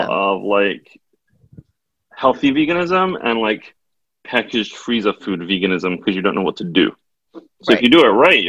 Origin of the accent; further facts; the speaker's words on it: Manchester, North West England, United Kingdom; moved away as an adult; also born or lived in Brighton; now in Israel; I grew up in Brighton. Brighton's my hometown, which is also quite hippie. And then when I was about 8 years old, my mom became religious and we moved to Manchester, which was like super ultra orthodox.